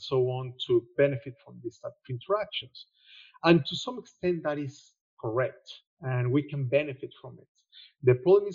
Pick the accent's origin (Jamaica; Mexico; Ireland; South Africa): Mexico; moved away as an adult; now in Australia; I'm Mexican. That will explain a lot of things, including my accent